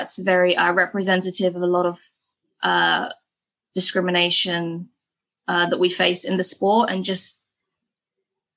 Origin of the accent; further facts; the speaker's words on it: England, United Kingdom; moved away as an adult; now in Bangkok, Thailand; me as an English person